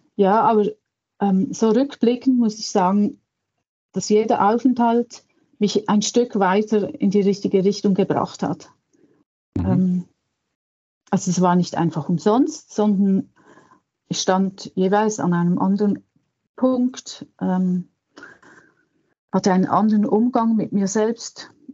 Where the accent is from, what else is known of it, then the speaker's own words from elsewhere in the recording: Switzerland; bei uns in der Schweiz